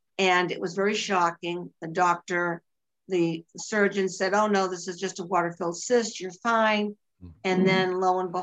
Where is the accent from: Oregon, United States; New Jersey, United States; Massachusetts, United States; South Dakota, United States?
Massachusetts, United States; Boston; accent: Bostonian; now in Virginia, United States; I am from Massachusetts, but I live in Virginia, but nobody could miss my Bostonian accent.